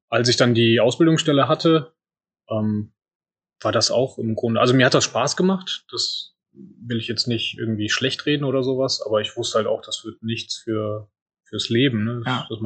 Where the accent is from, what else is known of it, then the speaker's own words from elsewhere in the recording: Solingen, North Rhine-Westphalia, Germany; Ich komme ursprünglich aus Solingen, meine Eltern dementsprechend auch und äh, wir haben in Solingenwald